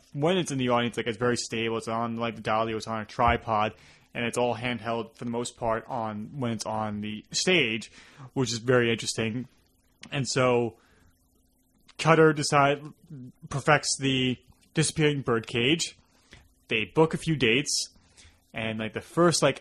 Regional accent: New York, United States; accent: New York; our New York accent became very prominent

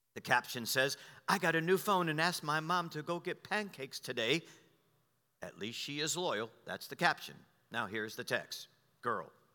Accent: United States; I was born in America

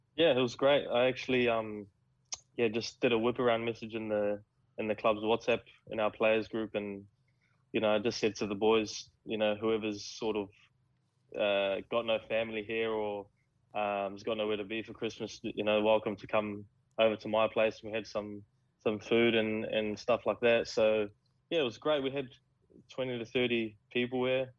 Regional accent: New Zealand; now in Australia; as a Kiwi

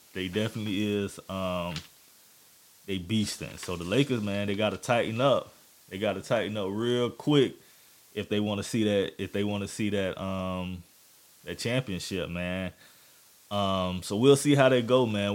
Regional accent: the South, United States; I'm from the South.

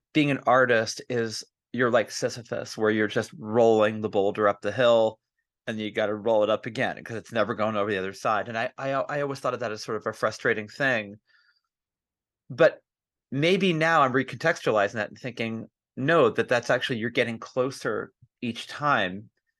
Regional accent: Ohio, United States; I know we're originally from Ohio

